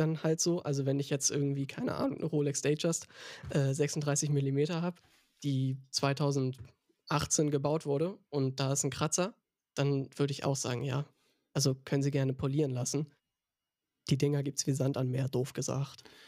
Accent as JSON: {"language": "German", "region": "Hamburg", "country": "Germany", "tie": "born or raised there", "said": "ich bin gebürtiger, stolzer Hamburger"}